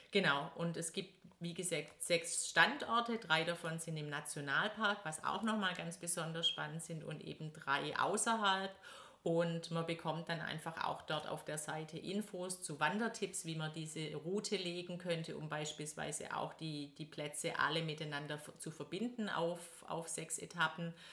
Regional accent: Stuttgart, Baden-Württemberg, Germany; Ja, Thomas kommt aus Brandenburg und ich komme aus Stuttgart und wir haben unseren Sitz hier so mitten in einem Stuttgarter Stadtteil.

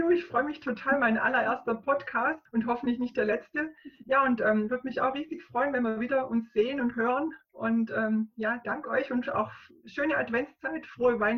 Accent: Undingen, Baden-Württemberg, Germany; Vielleicht ist das so ein regionales Wort, aber in Undinger, oben, wo ich herkomme, da kennt es jeder, auch Nägle.

